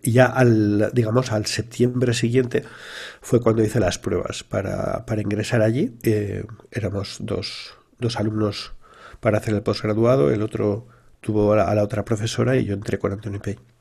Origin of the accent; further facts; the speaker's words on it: a town in Valencia, Valencian Community, Spain; also born or lived in London; los inicios míos no son nada originales en el sentido que se producen en un pueblo de Valencia